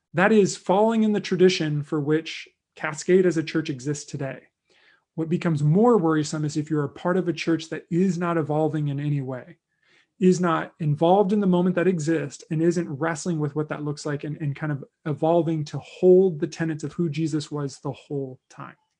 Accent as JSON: {"language": "English", "country": "United States", "said": "as a white American Christian in twenty twenty"}